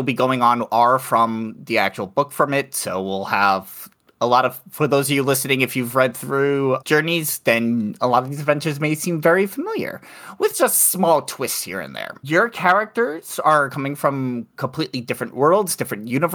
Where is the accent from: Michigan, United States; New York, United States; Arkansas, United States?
New York, United States; New York City; now in Madison, United States; I currently live in Wisconsin, in Madison, Wisconsin. But I'm originally from New York City